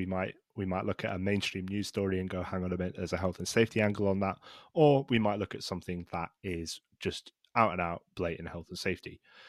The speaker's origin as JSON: {"language": "English", "town": "Glasgow", "region": "Scotland", "country": "United Kingdom", "tie": "born or raised there", "also_born_or_lived": "Aberdeen", "said": "I was born in Aberdeen and grew up in Glasgow. I don't really have that much of an accent when I'm doing what we call recording because I put my BBC voice on."}